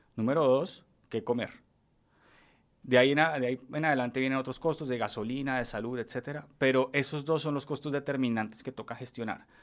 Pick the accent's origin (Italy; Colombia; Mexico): Colombia; Bogotá; born or raised there; also born or lived in Paris, France